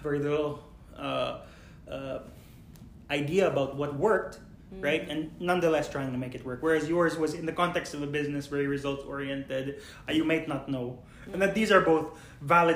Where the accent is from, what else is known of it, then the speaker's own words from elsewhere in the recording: Philippines; I am Filipino